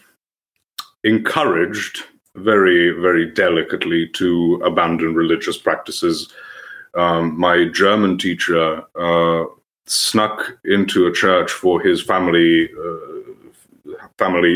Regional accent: Serbia; English is a second language; I'm from Serbia. I'm still in Serbia. I'm not a native English speaker

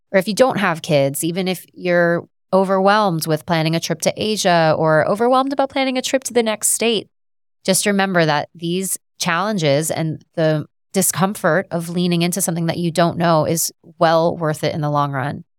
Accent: Southern Florida, United States; I'm from Southern Florida.

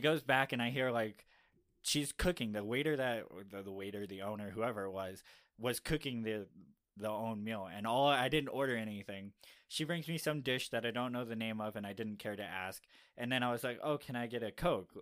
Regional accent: Miami, Florida, United States; now in Utah, United States; I come from Miami, like, where we have all sorts of various foods you can decide to eat

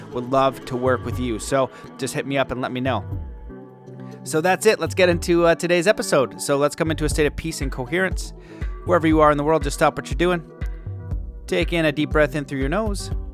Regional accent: Canada; where I grew up in Canada is pretty soft.

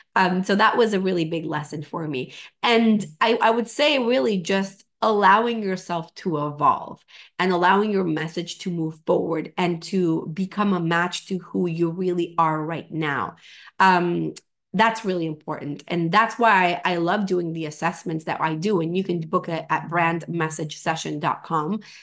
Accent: Venezuela; moved away; I'm from Venezuela.

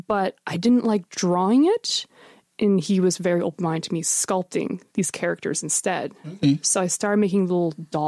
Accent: Shelburne, Nova Scotia, Canada; moved away as an adult; now in Halifax, Canada; I'm originally from the South Shore, from a little town called Shelburne.

